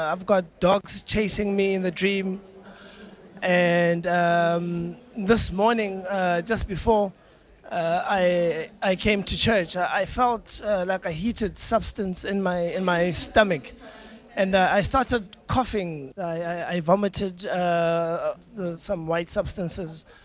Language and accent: English; South Africa; I come from South Africa.